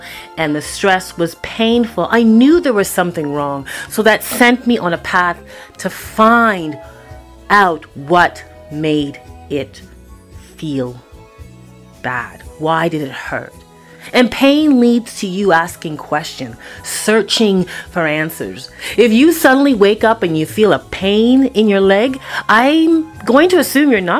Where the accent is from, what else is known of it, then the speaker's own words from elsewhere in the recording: Toronto, Ontario, Canada; moved away; also born or lived in Vancouver; when I was growing up in Toronto, Scarborough, Eppleworth, Kennedy and Eglinton